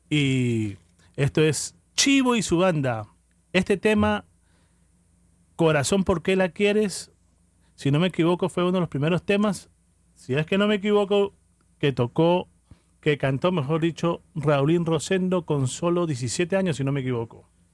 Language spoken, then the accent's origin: Spanish; Peru; moved away; Yo soy peruano, orgulloso de ser peruano